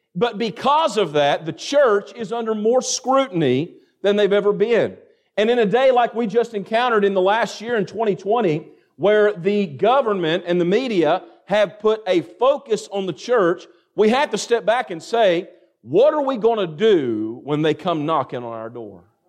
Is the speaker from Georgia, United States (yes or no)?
no; Greene County, Kentucky, United States; Where I come from, I mean, I'm surrounded by cornfields, and a lot of y'all know what that's like. Amen. And in Greene County, Kentucky, my graduating class, we had one hundred and eight students.